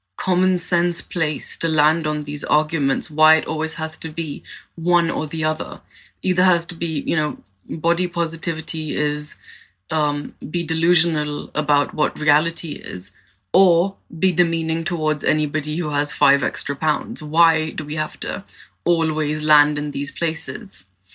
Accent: India; now in London, United Kingdom; I'm an Indian immigrant

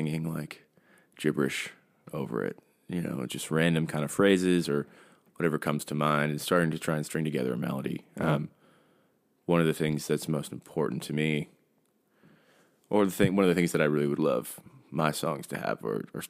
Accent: New York City, New York, United States; moved away as an adult; also born or lived in Brooklyn; now in Nashville, United States; I was born and raised in New York and grew up in and around the city

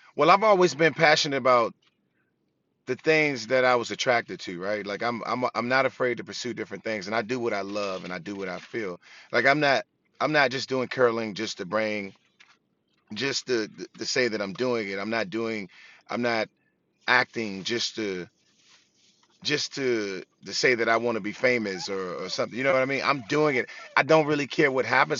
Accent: Washington, District of Columbia, United States; growing up in Washington, D C, I was always, you know, I always took pride in the city that I was from

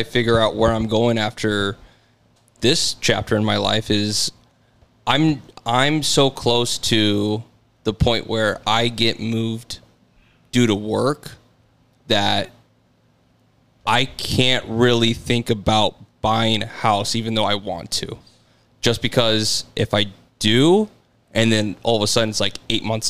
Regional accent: Arizona, United States; also born or lived in Illinois; now in Arlington Heights, United States; growing up in Arizona, my dad was a realtor

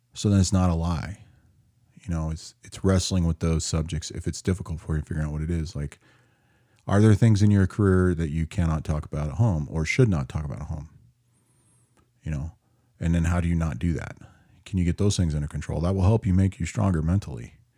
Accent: Seattle, Washington, United States; If you can't figure out where my hometown is, 'cause it got crazy there lately, you're either not watching the news at all, or you have no idea that the mythical world of Chaz is in Seattle

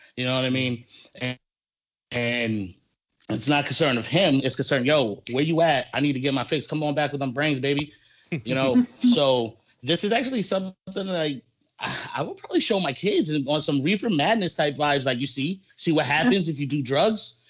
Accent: New York City, New York, United States; We grew up in Bushwick.

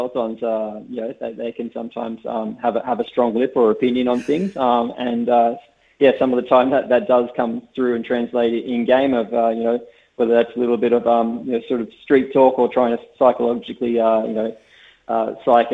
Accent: Tasmania, Australia; I'm from Tasmania, so I'm from a similar little island

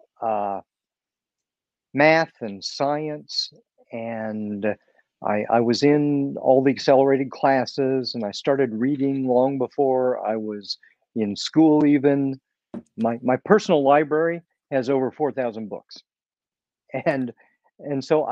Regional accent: Kansas City, Missouri, United States; also born or lived in England; I was born in the Kansas City area, and I lived here most of my life.

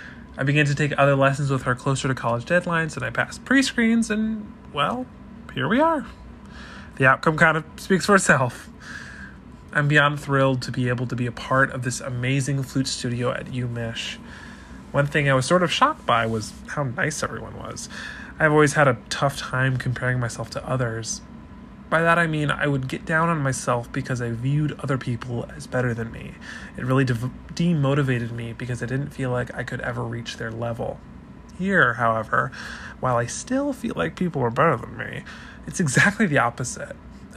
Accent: Grand Rapids, Michigan, United States; I'm from Grand Rapids, Michigan, and I am a freshman flute performance major at the University of Michigan.

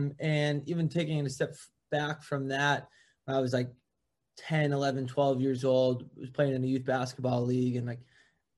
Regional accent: West Hartford, Connecticut, United States; Grew up in West Hartford, Connecticut.

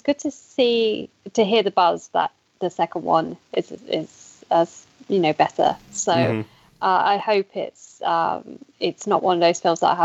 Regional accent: United Kingdom; being British

